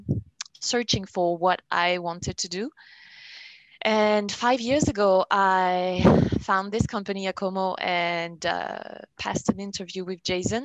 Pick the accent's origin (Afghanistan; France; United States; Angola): France; accent: French; English is a second language; I am French